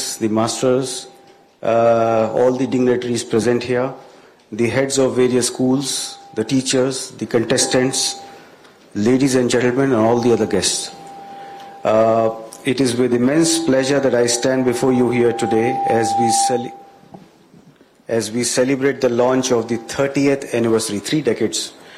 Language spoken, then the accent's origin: English; India; now in Ghana; I'm an Indian